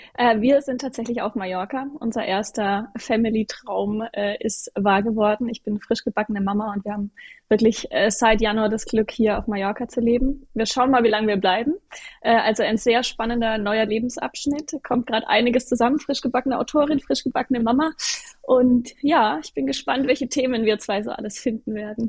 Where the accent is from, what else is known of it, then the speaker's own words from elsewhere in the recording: Würzburg, Bavaria, Germany; moved away as an adult; also born or lived in Munich; Ich wollte aber aus Würzburg, aus meinem Heimatort raus